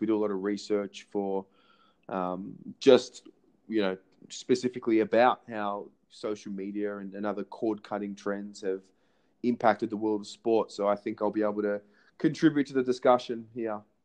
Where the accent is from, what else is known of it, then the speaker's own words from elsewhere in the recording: Melbourne, Victoria, Australia; moved away as an adult; now in Israel; I'm 27 born in Melbourne, Australia, um, and uh, obviously been been living in Israel for just over a year now